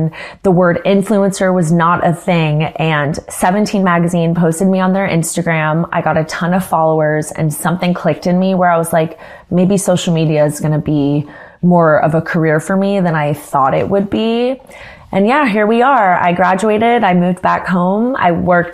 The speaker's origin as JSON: {"language": "English", "town": "Miami Beach", "region": "Florida", "country": "United States", "tie": "born or raised there", "also_born_or_lived": "Savannah / New York", "said": "I'm born and raised in Miami Beach."}